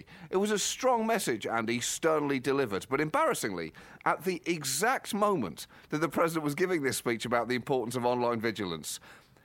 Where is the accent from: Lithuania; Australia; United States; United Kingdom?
United Kingdom; Birmingham, West Midlands; I was born in Birmingham. I love that city